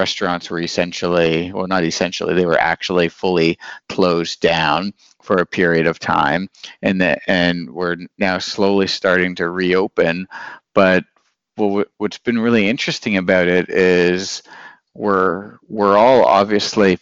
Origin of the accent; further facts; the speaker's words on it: Northern Ontario, Canada; moved away as an adult; now in Berlin, Germany; So I'm from Northern Ontario in a mining kind of city